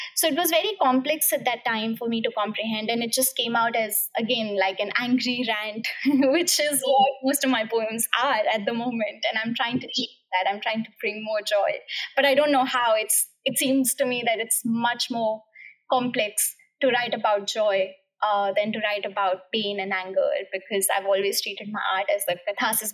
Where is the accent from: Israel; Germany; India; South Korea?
India; English is a second language; moved away as an adult; also born or lived in Cambridge, United Kingdom; now in United Kingdom